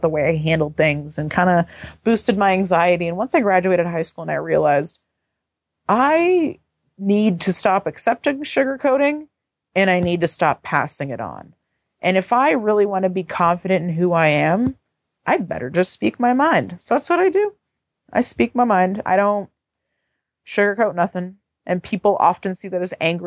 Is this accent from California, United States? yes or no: yes; San Francisco, California, United States